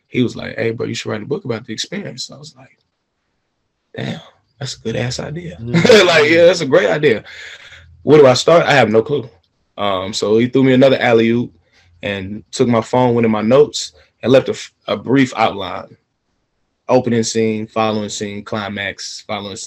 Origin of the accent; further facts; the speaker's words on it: Atlanta, Georgia, United States; I'm from Atlanta, Georgia, born and raised